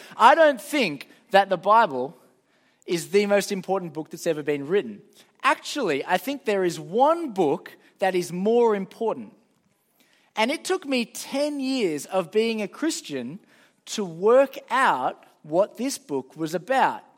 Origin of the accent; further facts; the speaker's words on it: Sydney, New South Wales, Australia; I'm from Sydney.